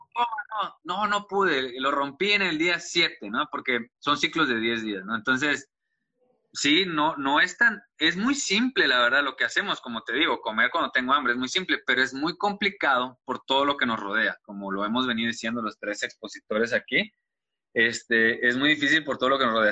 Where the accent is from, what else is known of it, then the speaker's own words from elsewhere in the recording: Tuxtla Gutiérrez, Chiapas, Mexico; De acá de Tuxtla Gutiérrez, Chiapas